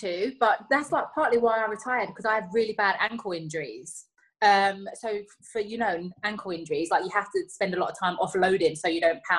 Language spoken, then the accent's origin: English; London, United Kingdom; when I was growing up in the East End of London, you know, there weren't much around me